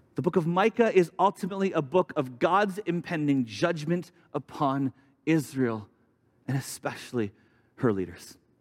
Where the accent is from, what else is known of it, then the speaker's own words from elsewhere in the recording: Vancouver, British Columbia, Canada; moved away as an adult; also born or lived in Alberta; I grew up in Vancouver for most of my life